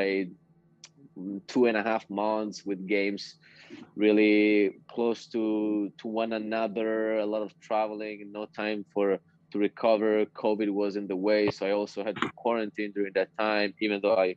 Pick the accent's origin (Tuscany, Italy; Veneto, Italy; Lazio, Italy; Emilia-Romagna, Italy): Veneto, Italy; near Verona; also born or lived in North Carolina, United States; I came back home and signed first for a club here near Verona